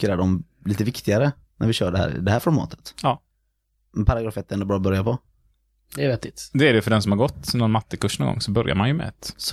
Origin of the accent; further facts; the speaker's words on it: Gothenburg, Västra Götaland, Sweden; Vi är lite göteborgare vi nämligen.